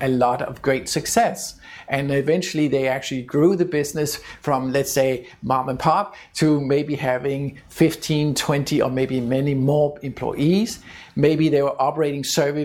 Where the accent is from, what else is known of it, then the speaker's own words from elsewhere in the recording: Denmark; my home country of Denmark